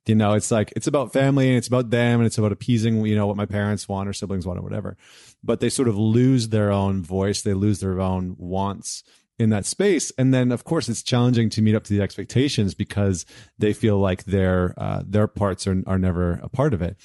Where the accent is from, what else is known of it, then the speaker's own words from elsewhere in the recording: Edmonton, Alberta, Canada; I grew up in Edmonton